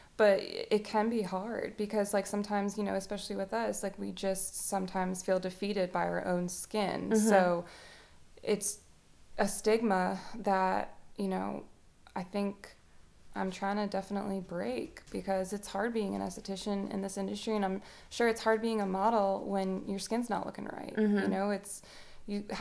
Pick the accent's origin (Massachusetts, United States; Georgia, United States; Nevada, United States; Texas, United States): Massachusetts, United States; now in Lafayette, United States; we grew up in Massachusetts until 2007